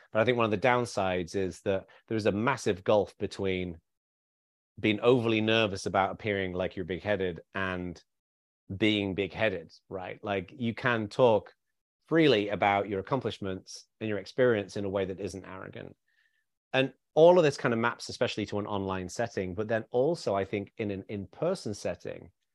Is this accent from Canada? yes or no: no; the north of England, United Kingdom; I grew up in a very working class background in the north of England